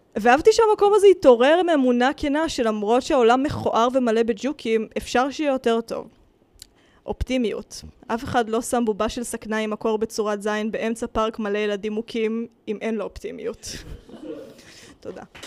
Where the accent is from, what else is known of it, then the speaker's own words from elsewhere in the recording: Rishon LeZion, Central District, Israel; moved away as an adult; now in Tel Aviv, Israel; ההורים שלי ברחו למערב ראשון, ואני ברחתי לתל אביב